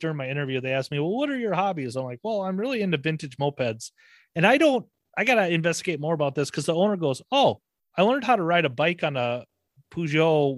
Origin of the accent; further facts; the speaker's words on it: Southern Minnesota, United States; I grew up in Southern Minnesota